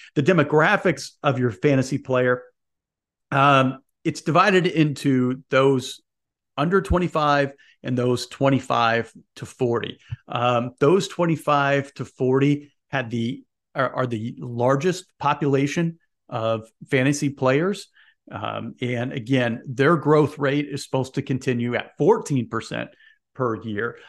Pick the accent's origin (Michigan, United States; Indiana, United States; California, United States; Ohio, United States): Indiana, United States; Indianapolis; I'm an Indiana guy. I grew up in Indianapolis